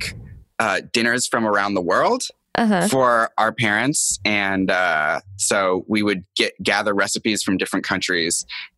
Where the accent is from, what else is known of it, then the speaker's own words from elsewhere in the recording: Seattle, Washington, United States; I'm from Seattle